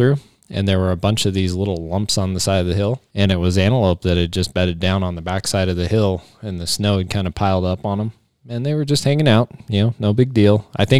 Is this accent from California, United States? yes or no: no; Cheyenne, Wyoming, United States; I remember growing up in Cheyenne, you got all those antelope.